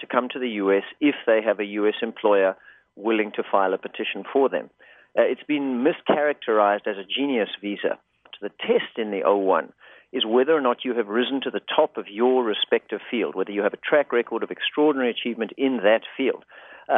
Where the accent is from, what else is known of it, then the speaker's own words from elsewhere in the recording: South Africa; moved away as an adult; now in Los Angeles, United States; I actually grew up in South Africa, and I came to the States as a sort of accidental immigrant